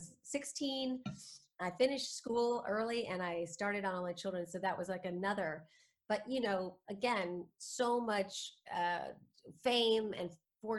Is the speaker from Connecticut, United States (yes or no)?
no; New York City, New York, United States; I was born in New York City to two former actors